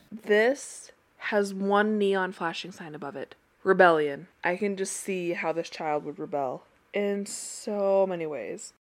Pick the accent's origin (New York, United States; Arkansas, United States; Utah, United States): Utah, United States; growing up in Utah